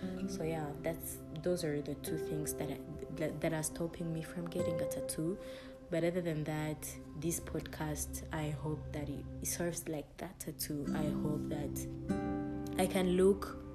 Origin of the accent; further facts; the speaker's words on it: Rwanda; English is a second language; I'm from Rwanda. I'm from Rwanda. It's a country on the continent of Africa. Yeah, it's a country in East Africa. And I'm Rwandan by birth and nationality. So English is not my first language.